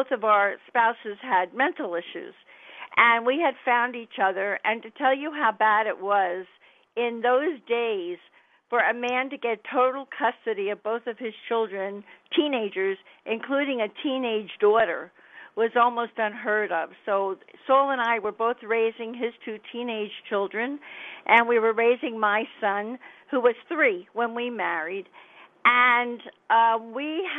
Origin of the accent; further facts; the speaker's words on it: Miami, Florida, United States; accent: New York, New Jersey; moved away; also born or lived in New York, New Jersey area; I came from Florida, from Miami.